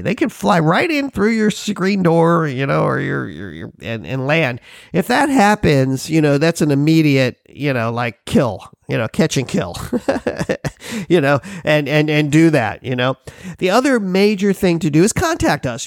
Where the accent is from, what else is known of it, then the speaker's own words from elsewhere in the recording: Florida, United States; now in Hawaii, United States; I'm from Florida. I lived there for years